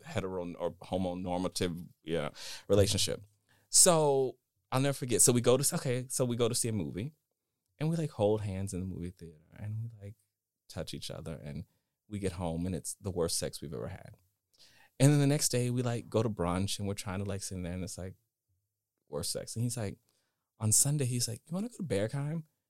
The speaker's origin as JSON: {"language": "English", "town": "Dallas", "region": "Texas", "country": "United States", "said": "I'm from Texas, uh, Dallas"}